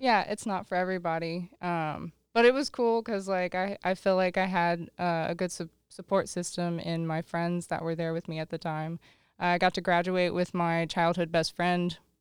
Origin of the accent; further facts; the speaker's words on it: Lawton, Oklahoma, United States; Growing up in Lawton, Oklahoma, moved there in ninety-nine, uh, lived out in the country